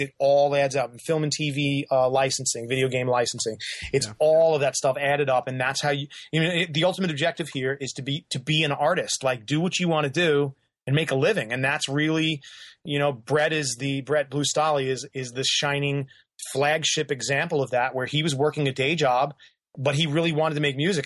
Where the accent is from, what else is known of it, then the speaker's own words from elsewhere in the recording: New York, United States; I grew up in New York, so I've seen I've been to … shows in New York.